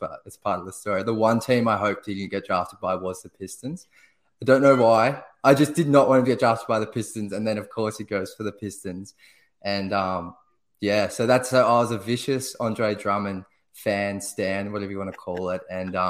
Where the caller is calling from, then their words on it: Melbourne, Victoria, Australia; I honestly could not be further away from Detroit. I'm at the bottom of Australia in a city called Melbourne.